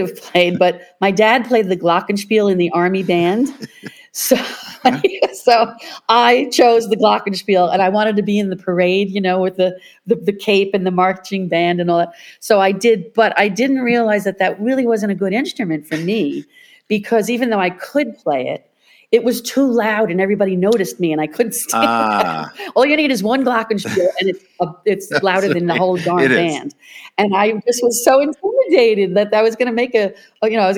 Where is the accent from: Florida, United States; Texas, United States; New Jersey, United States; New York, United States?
New York, United States; New Hyde Park; also born or lived in Brooklyn, New York; I was born in Brooklyn, New York, and first of six children. But by the after my sister, my next sister, 2 years later, they moved out to Long Island